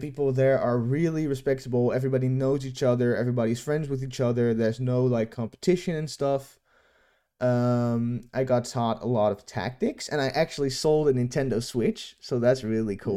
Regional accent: Netherlands; from my hometown, ho, hometown in the Netherlands

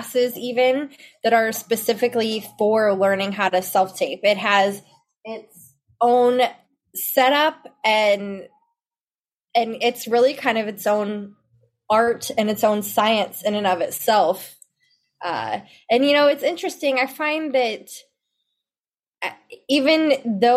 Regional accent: Memphis, Tennessee, United States; moved away as an adult; now in Dallas-Fort Worth, United States; And I'm originally from Memphis, Tennessee, and I'm here in the Dallas-Fort Worth area now.

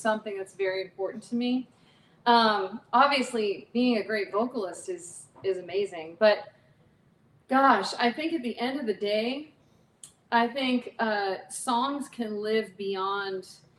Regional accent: Arizona, United States; also born or lived in Somerville, New Jersey; So I was raised in Arizona, but little known fact, I was born in New Jersey

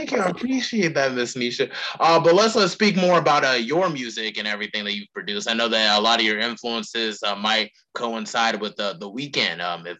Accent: North Carolina, United States; would even be captivated by my home state in North Carolina.

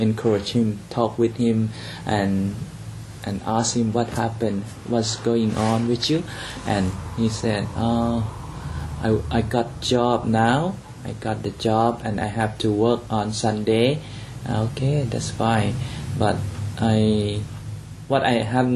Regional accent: Chiang Rai, Thailand; When we start do church planting in Chiang Rai, my hometown

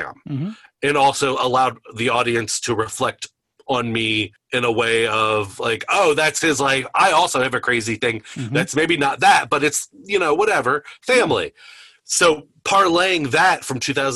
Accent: Campbell County, Northern Kentucky, United States; I grew up in Campbell County. I went to Campbell County High School

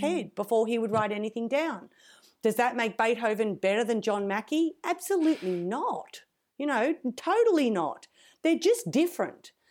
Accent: Australia

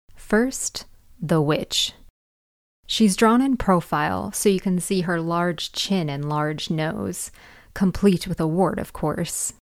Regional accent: Northern California, United States; where I grew up in Northern California

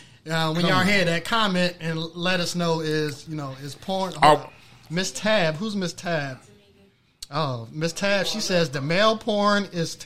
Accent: Anne Arundel County, Maryland, United States; I'm from Anne Arundel County, right? So we used to venture out to PG County from time to time.

